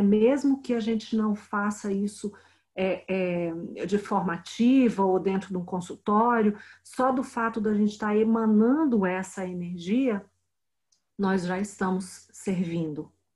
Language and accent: Portuguese; Brasília, Federal District, Brazil; Eu sou de Brasília